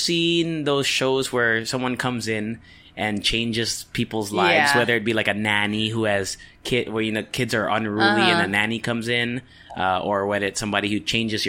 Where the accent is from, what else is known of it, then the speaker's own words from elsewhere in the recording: Japan; Because I grew up in Japan, right?